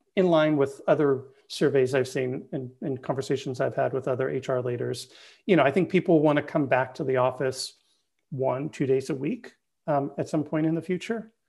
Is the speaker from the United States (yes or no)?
yes; Bay Area, California, United States; I'm born and raised in the Bay Area